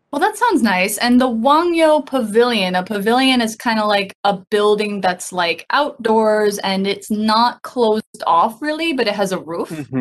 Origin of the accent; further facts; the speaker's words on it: United States; now in Taiwan; I haven't been back to my home state